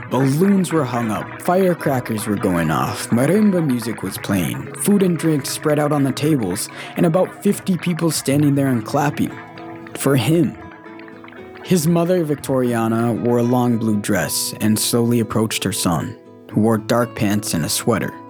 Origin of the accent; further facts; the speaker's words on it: Escuintla, Guatemala; born there; In my case, I grew up my whole life thinking I was born in Santiago Atitlan. But at 23, I found out I was really born in Escuintla.